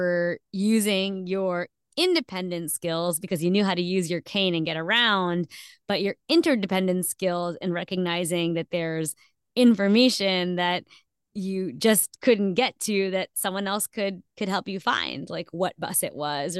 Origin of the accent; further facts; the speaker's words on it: United States; But for you and I, who grew up in, we are American, but we grew up in different cultures because our parents came from different places and different parts of the world.